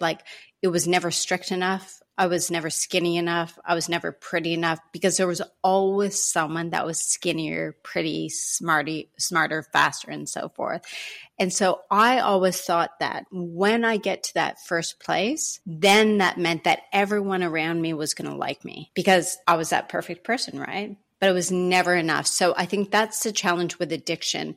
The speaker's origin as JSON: {"language": "English", "country": "Canada", "said": "as a Canadian"}